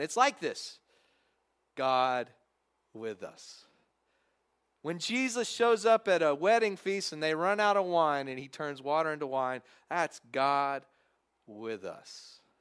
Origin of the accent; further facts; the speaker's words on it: Texas, United States; now in Covington, United States; growing up in Texas, you had to watch the, the obligatory Cowboys game